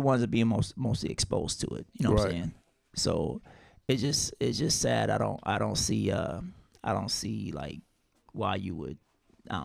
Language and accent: English; South Carolina, United States; I'm from South Carolina